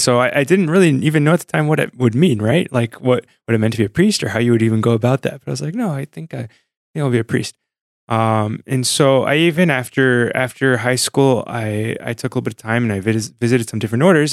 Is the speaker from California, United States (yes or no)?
yes; San Diego, California, United States; Sunny San Diego, born and raised